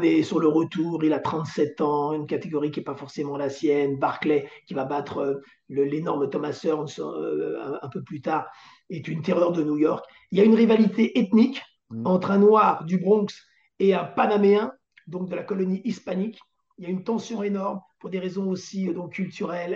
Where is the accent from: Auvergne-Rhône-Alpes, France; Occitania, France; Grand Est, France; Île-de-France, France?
Île-de-France, France; Antony; je viens d'Antony et j'allais voir le Parc des Princes depuis l'âge de 10-12 ans